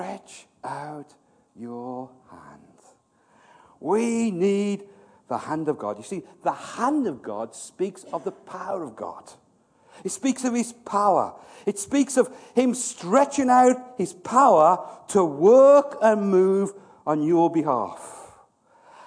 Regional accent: Birmingham, West Midlands, United Kingdom; moved away; I'm from Birmingham

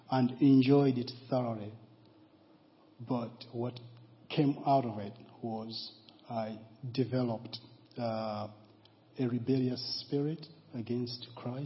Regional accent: Malawi; now in Guernsey; I was born in Malawi

